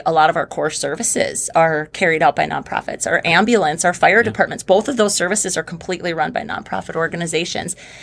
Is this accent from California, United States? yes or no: no; Oakes, North Dakota, United States; also born or lived in Fargo, North Dakota; moving back to Oaks, which is my hometown